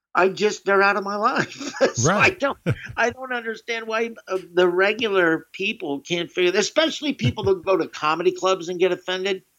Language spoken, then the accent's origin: English; the South, United States; growing up in the south